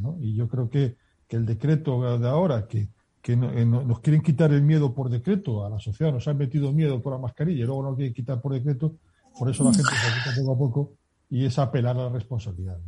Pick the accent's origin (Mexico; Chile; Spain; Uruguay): Spain; Toledo, Castilla-La Mancha; no soy gallego, que soy de Toledo.